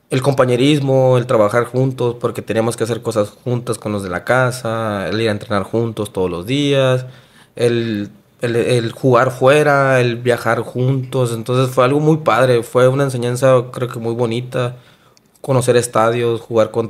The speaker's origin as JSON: {"language": "Spanish", "town": "Obregón", "region": "Sonora", "country": "Mexico", "moved": "as an adult", "lives_now": "Hermosillo, Mexico", "said": "yo fue alrededor de los 18 años más o menos que yo me vine de, de Obregón a vivir aquí."}